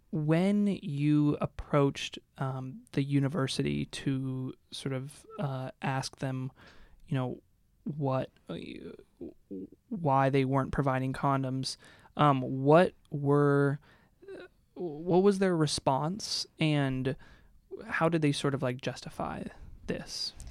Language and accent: English; Seattle, Washington, United States; moved away; I'm from Seattle, too